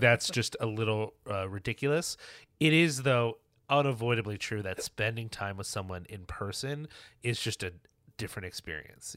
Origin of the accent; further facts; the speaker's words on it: New York, United States; as a New Yorker